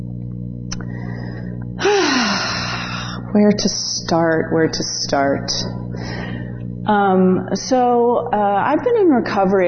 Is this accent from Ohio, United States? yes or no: no; Connecticut, United States; moved away; also born or lived in Staten Island, New York / Chicago; I was born in Staten Island, New York, which I hear is now quite the meth capital, right? Which is, yes. Which is sad, but I moved to Connecticut